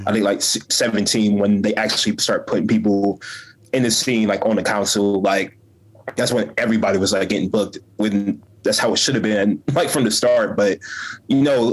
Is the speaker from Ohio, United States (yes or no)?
yes; Columbus, Ohio, United States; I grew up in Columbus